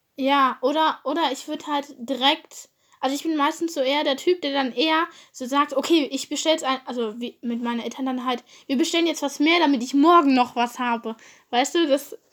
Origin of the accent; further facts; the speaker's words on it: Germany; Ich komme aus Deutschland, aber ist auch irgendwie klar, weil ich Deutsch rede